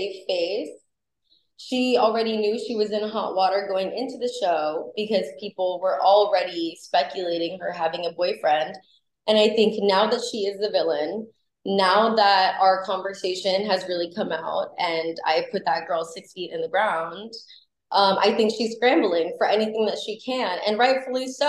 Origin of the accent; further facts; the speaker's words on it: Los Angeles, California, United States; I was born and raised in Los Angeles. I was born on Sunset Boulevard on in Hollywood.